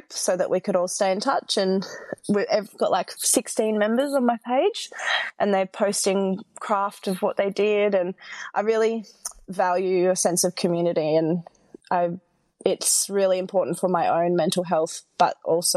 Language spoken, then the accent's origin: English; Nambour, Queensland, Australia; moved away as an adult; also born or lived in Brisbane; I grew up in Nambour on the Sunshine Coast